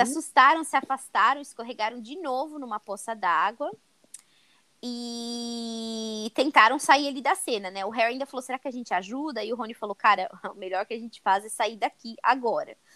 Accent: Brazil; Eu penso já como brasileira

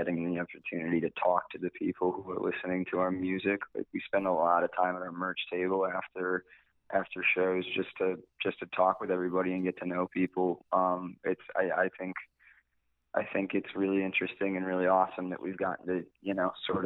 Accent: Connecticut, United States; we're from Connecticut

